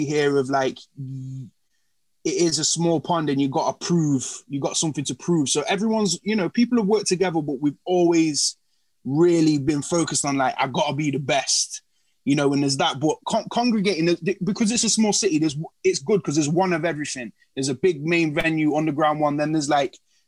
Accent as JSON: {"language": "English", "town": "Nottingham", "region": "East Midlands", "country": "United Kingdom", "tie": "born or raised there", "said": "I'm from Nottingham, born and bred, so it's been Notts."}